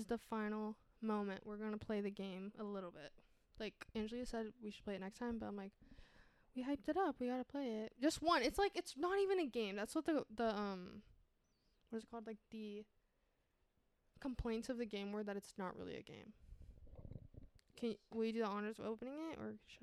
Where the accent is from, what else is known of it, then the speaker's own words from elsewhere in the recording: North Carolina, United States; I'm from North Carolina. We just say yes, sir, yes, ma'am to everything.